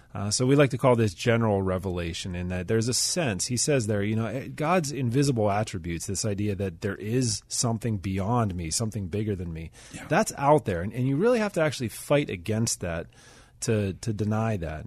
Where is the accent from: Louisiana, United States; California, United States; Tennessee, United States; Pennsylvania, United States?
Pennsylvania, United States; Pittsburgh; I'm from Pittsburgh. I've lived here most of my life